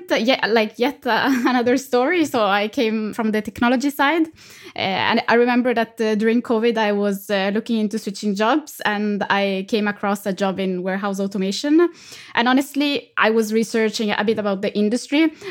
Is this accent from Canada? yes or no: no; Italy; moved away; I'm originally from Italy